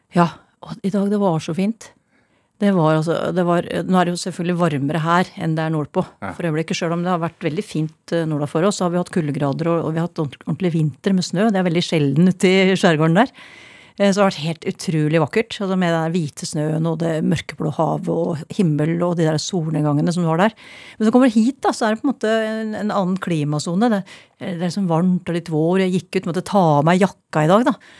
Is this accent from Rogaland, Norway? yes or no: no; Ringerike, Buskerud, Norway; also born or lived in Oslo, Norway; now in Steigen, Norway; Jeg kommer fra Åsbygda på Ringerike